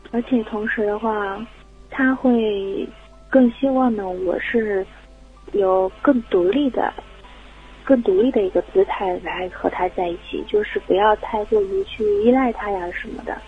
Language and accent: Chinese; Jiangxi, China; moved away as an adult; now in Hangzhou, China; 我是江西人